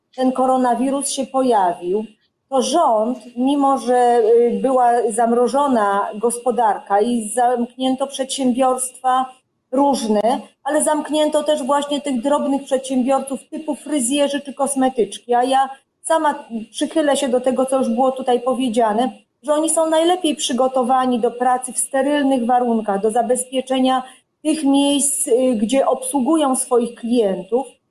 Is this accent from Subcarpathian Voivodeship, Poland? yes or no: no; Silesian Voivodeship, Poland; jestem ze Śląska